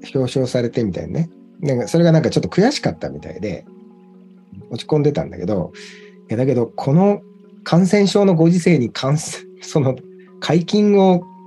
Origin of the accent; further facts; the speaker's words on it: Sendai, Miyagi, Japan; moved away as an adult; 僕が仙台にいた頃、まあ、二浪してたんで二十歳ぐらいまでは、地元